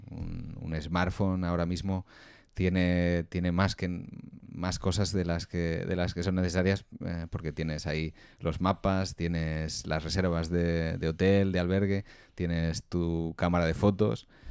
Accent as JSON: {"language": "Spanish", "town": "Valladolid", "region": "Castile and León", "country": "Spain", "said": "yo soy de una ciudad pequeña, soy de Valladolid"}